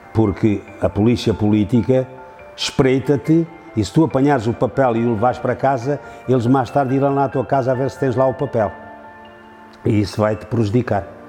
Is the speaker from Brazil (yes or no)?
no; Serpa, Alentejo, Portugal; Nasci em Serpa e aqui sempre tenho residido